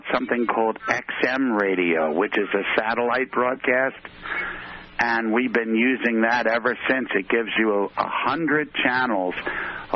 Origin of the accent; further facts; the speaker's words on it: Cape May County, New Jersey, United States; also born or lived in Philadelphia, Pennsylvania / Maryland; they moved lock, stock, and me down to the deep south of New Jersey, down in called Cape May County.